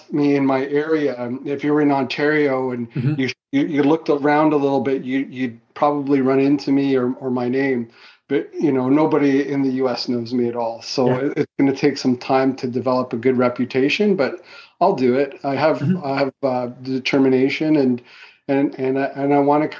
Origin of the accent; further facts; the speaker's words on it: Fiji; also born or lived in Goa, India; now in Canada; I was born in the Fiji Islands